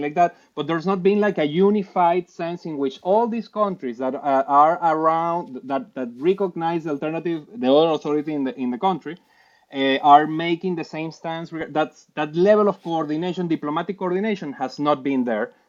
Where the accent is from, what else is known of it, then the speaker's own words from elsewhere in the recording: Puerto Ordaz, Bolívar, Venezuela; moved away as an adult; also born or lived in Caracas; I was born in Caracas, raised in Puerto Ordaz, and then moved back